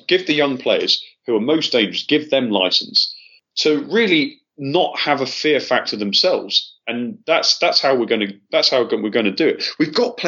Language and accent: English; Altrincham, North West England, United Kingdom; moved away as an adult; now in Russia; My parents live in Altrincham, and that's where I grew up.